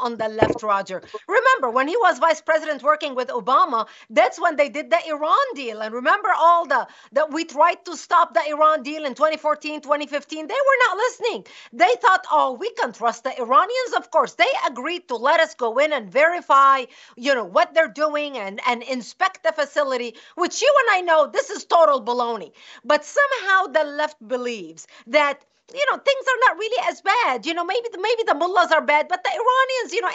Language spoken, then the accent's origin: English; Lebanon; moved away; I was born and raised in Lebanon, which used to be the only majority Christian country in the Middle East